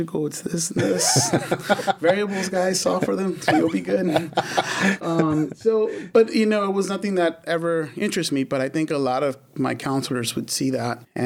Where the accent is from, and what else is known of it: Glendale, California, United States; born or raised there; also born or lived in Watts, Los Angeles, California